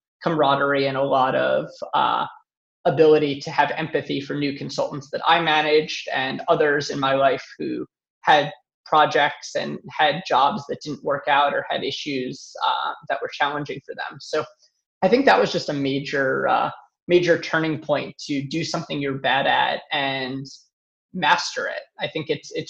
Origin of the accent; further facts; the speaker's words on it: New York, United States; also born or lived in Pittsburgh; I moved from Pittsburgh back to New York, where I'm from